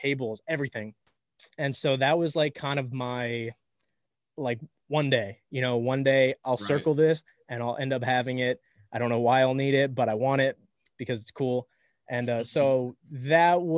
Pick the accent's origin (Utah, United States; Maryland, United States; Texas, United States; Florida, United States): Florida, United States; Miami; I'm from Miami. A lot of us in Miami are very kind of over the top